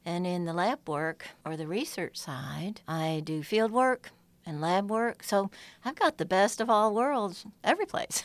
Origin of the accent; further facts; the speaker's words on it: upstate New York, United States; moved away as an adult; now in Georgia, United States; I'm originally from farm and orchard country in upstate New York. And I was that girl running barefoot through fields and streams and woods.